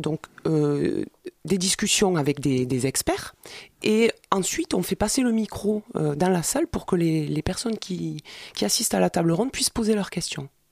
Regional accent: Montreuil, Île-de-France, France; on est de Montreuil

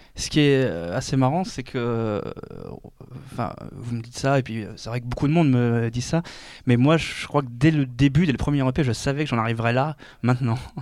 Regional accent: Orléans, Centre-Val de Loire, France; now in Tours, France; je vis à Tours, je viens de Orléans

